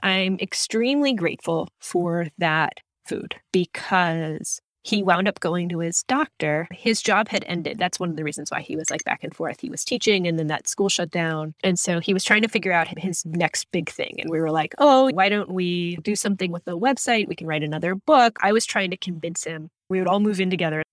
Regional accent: Florida, United States; growing up in Florida

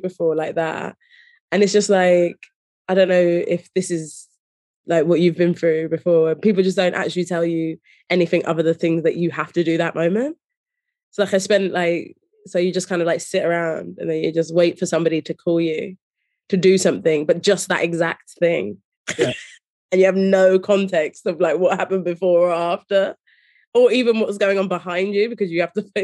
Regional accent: Slough, South East England, United Kingdom; born or raised there; also born or lived in Leicester / London

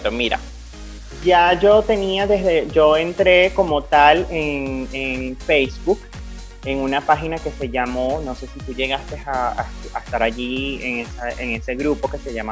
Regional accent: Venezuela; tú sabes que nosotros como venezolanos siempre hemos tenido esta cultura de las misas desde que, o desde que nacemos, crecemos, nos criamos

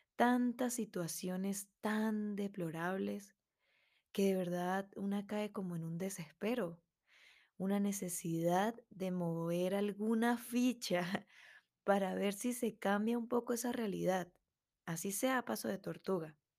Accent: Andes, Venezuela; una músico melómana venezolana

